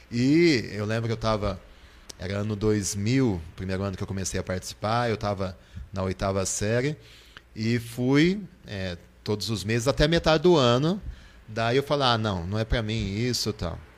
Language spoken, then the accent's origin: Portuguese; Botucatu, São Paulo, Brazil; moved away as an adult; also born or lived in Marília / Rome; eu sou de Botucatu. Pela primeira vez estou trabalhando em Botucatu, mas eu sou nascido em Botucatu há alguns aninhos, poucos aninhos, mas sou botucatuense.